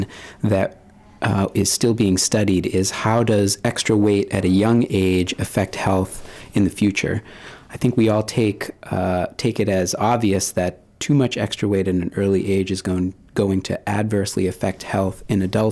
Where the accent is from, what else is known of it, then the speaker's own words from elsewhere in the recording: Maine, United States; I spent a lot of time growing up in Maine, so it feels very much like home